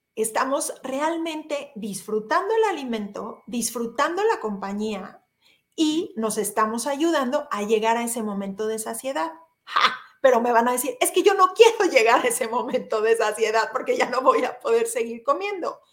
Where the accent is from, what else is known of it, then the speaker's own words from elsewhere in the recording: Mexico; como mexicanos